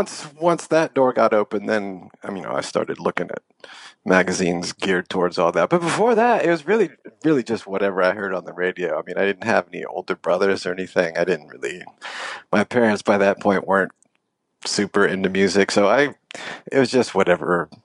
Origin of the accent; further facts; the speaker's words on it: San Francisco, California, United States; And I grew up on, my parents were kind of young, and I grew up in San Francisco. Well, I was raised for a couple of years in San Francisco.